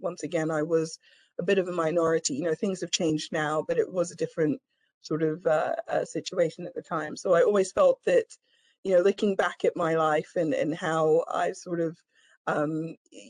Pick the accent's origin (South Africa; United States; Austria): Austria; Vienna; now in London, United Kingdom; I was born in London, but I grew up in Vienna, Austria in the 80s and 90s.